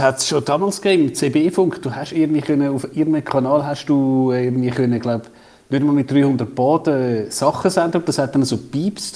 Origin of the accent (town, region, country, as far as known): Switzerland